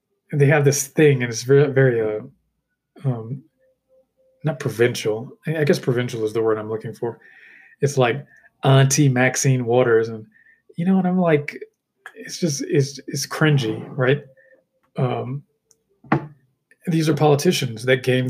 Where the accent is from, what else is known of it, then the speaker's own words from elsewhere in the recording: United States; I'm an American